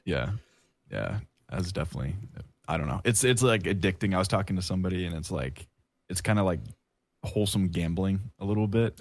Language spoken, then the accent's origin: English; Oregon, United States; moved away as an adult; now in Kansas, United States; I live in Kansas right now. I'm from Oregon